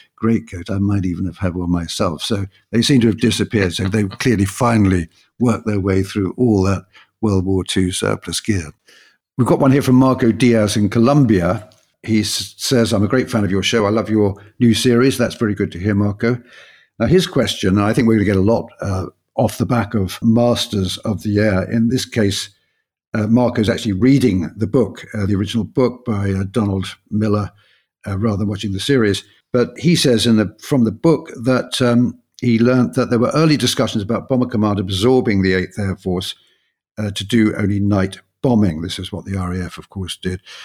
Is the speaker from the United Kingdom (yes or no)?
yes; London, United Kingdom; when I was growing up in London